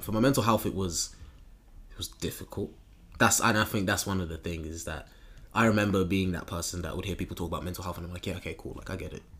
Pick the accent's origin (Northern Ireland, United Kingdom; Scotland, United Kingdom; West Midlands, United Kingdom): West Midlands, United Kingdom; Birmingham; growing up in Birmingham